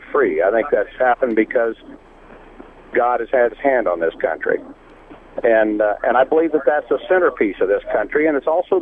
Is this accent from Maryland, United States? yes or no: no; Southern California, United States; I'm a Baptist from Southern California.